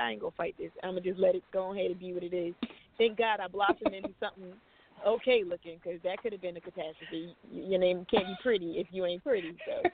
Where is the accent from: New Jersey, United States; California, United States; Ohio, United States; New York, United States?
New Jersey, United States; moved away as an adult; now in Los Angeles, United States; I'm from New Jersey, and I decided to head out